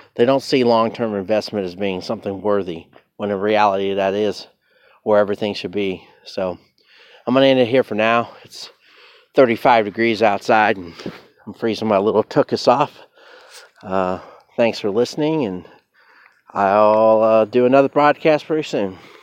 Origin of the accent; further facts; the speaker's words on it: United States; I am American